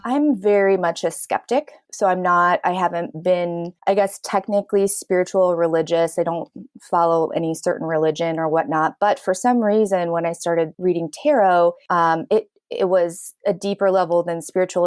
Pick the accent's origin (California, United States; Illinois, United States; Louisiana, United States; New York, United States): Illinois, United States; Chicago; I'm born and raised in south suburbs of Chicago